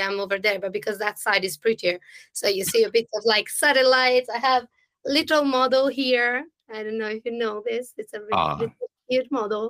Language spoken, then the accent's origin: English; Italy; English is a second language; moved away as an adult; also born or lived in London; I moved from Italy to London